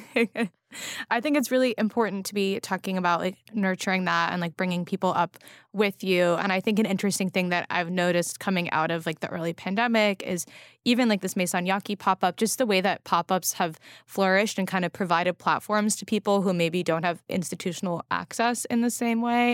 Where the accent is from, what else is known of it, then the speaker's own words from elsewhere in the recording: West Coast, United States; now in New York, United States; I grew up on the West Coast